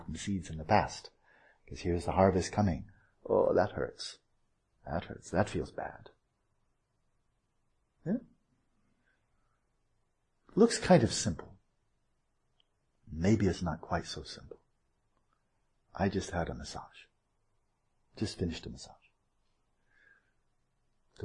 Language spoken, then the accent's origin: English; United States; I'm an American